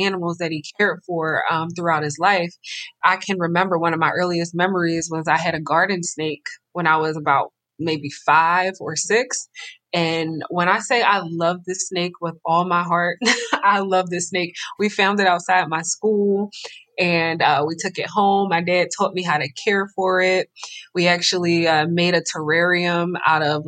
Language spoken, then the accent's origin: English; Philadelphia, Pennsylvania, United States; living and growing up in Philadelphia in such an urban environment